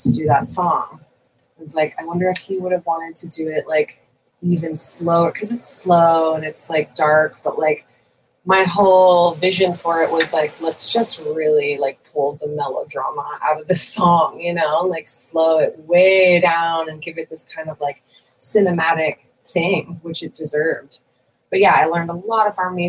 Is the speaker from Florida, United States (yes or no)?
no; Santa Barbara, California, United States; I am from Santa Barbara